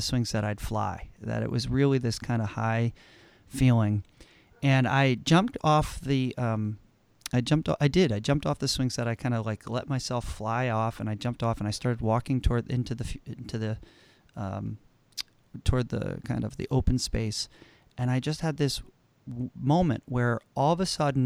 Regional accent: Connecticut, United States; I grew up in Connecticut, and I'm in a small suburban town in Connecticut.

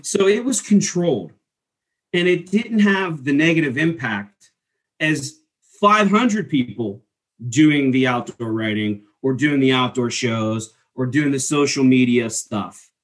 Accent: East Coast, United States; growing up in the East Coast

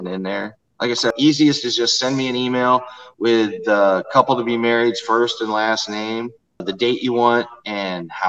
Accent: St. Charles, Missouri, United States; It's a nice place here. So it's easy to get emotional about because it's my hometown

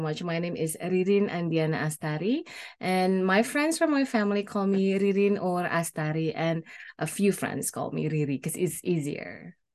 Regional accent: Indonesia; moved away as an adult; now in Canada; I born and raised in Indonesia and I moved to Canada, uh, on two thousand seven

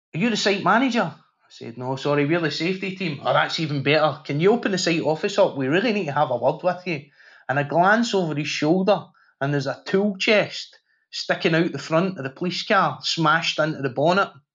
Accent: Glasgow, Scotland, United Kingdom; I grew up in Glasgow at a time when it was the murder capital of Europe

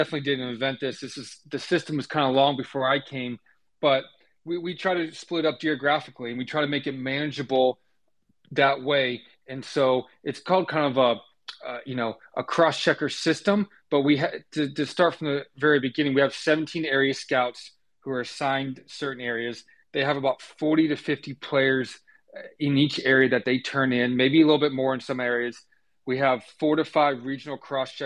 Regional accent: Tampa, Florida, United States; moved away as an adult; also born or lived in Georgia / Oklahoma; I grew up in Tampa, Florida.

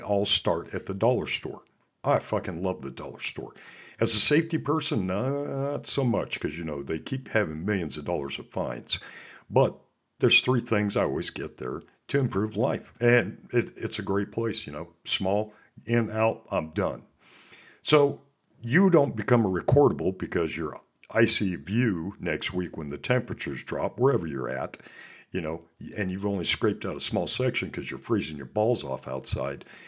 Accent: Montana, United States; also born or lived in Alaska; I'm from Montana, and I also worked up in Alaska.

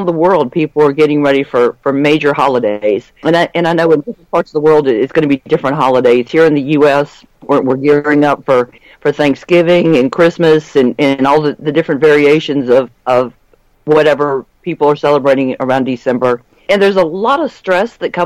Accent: East Coast of the United States, United States; we're all from the East Coast of the United States

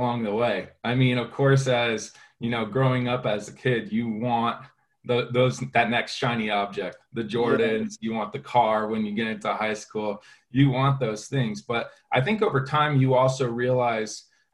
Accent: Connecticut, United States; growing up, you know, in Connecticut with my family

